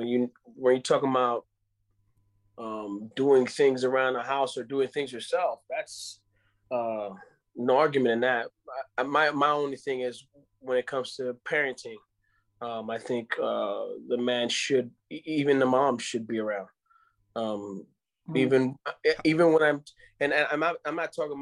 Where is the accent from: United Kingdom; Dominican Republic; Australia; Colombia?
Dominican Republic; first language Spanish; English is a second language; I am from the Dominican Republic.